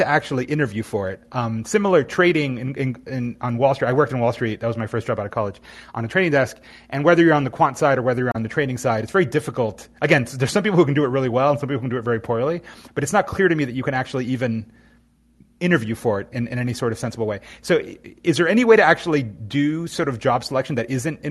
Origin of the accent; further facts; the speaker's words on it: Miami, Florida, United States; moved away; I'm in my hometown called Miami here